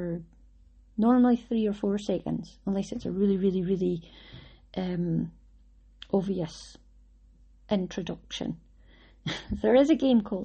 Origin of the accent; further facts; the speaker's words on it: Scotland, United Kingdom; I'm Scottish